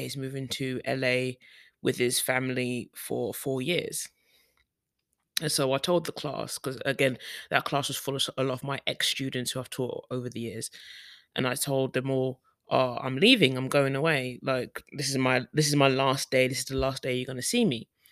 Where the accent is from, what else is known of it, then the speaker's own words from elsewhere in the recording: United Kingdom; moved away; as a black woman, as a Brit, black British woman